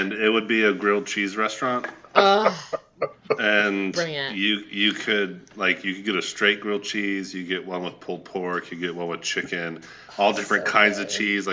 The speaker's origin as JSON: {"language": "English", "town": "Atlanta", "region": "Georgia", "country": "United States", "tie": "born or raised there", "also_born_or_lived": "Tennessee", "said": "I was born in Tennessee, raised in Atlanta, Georgia, and its suburbs"}